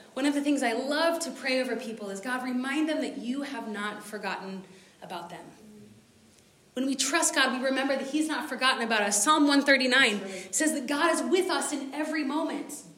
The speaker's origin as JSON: {"language": "English", "country": "United States", "said": "I'm American, so my people start decorating for Christmas in like June"}